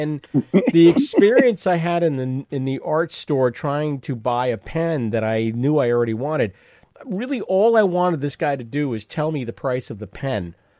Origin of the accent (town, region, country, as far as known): United States